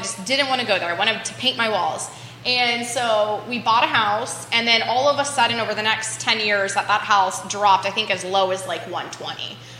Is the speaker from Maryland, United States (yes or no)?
no; Northern Virginia, United States; growing up in Northern Virginia, I mean, it's like a whole different world up there.